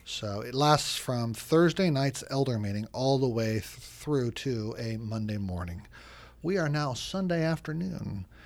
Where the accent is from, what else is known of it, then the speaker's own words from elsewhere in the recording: United States; moved away as an adult; also born or lived in Oregon / Chicago, Illinois; now in Washington, D.C., United States; I grew up in Oregon and Chicago